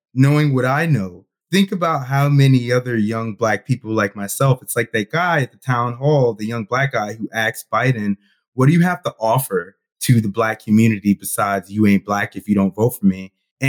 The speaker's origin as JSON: {"language": "English", "region": "New York", "country": "United States", "moved": "yes", "said": "I'm originally from New York."}